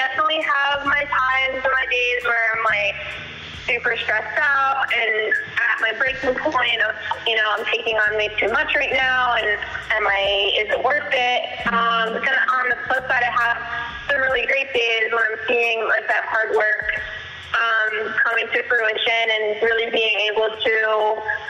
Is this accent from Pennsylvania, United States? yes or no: yes; Pennsylvania, United States; moved away as an adult; also born or lived in Brooklyn, New York; now in New York City, United States; I am in Brooklyn, New York, currently, which is where I live now. Originally I'm from Pennsylvania. I moved here to New York City in 2014 to get my master's